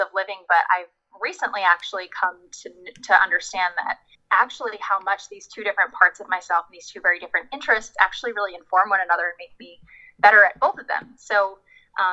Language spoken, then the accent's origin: English; New Jersey, United States; moved away as an adult; also born or lived in Washington, D.C. / New York City; I grew up in New Jersey